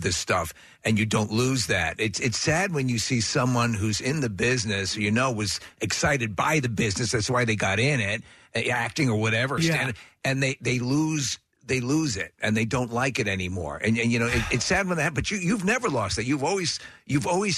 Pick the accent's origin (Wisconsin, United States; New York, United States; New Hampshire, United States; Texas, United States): New York, United States; I'm from New York